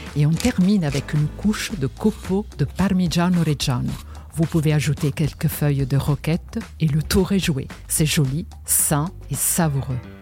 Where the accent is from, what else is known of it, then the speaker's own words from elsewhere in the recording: Genoa, Liguria, Italy; moved away; Je suis née à Gênes